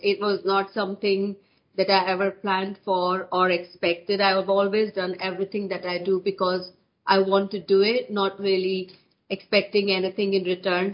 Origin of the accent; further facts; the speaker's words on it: India; moved away as an adult; also born or lived in west of Scotland; now in United Kingdom; I'm born and brought up in India, so I did my education in India as well.